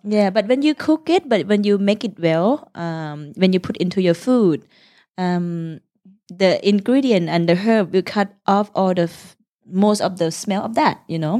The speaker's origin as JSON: {"language": "English", "region": "Udon Thani", "country": "Thailand", "second_language": "English", "moved": "yes", "lives_now": "Bangkok, Thailand", "said": "we come from Udontani, the northeastern part of Thailand, uh, which is near Laos"}